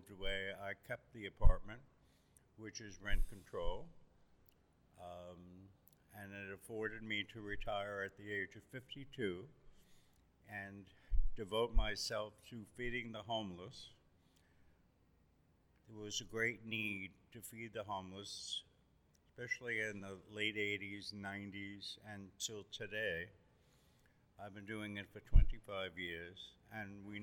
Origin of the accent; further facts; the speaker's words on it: New York City, New York, United States; also born or lived in Brooklyn Heights, Brooklyn; growing up in Greenpoint. I arrived in Greenpoint October 11th, 1949. My family moved here from Brooklyn Heights